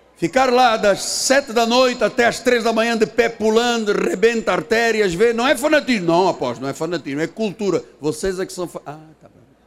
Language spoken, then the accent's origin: Portuguese; Portugal; Sou português